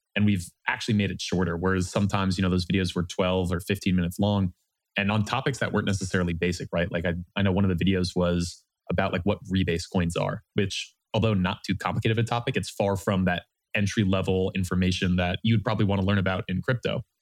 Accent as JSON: {"language": "English", "region": "Vermont", "country": "United States", "also_born_or_lived": "New Orleans, Louisiana", "moved": "as an adult", "lives_now": "Austin, United States", "said": "Originally, I'm from Vermont in the United States"}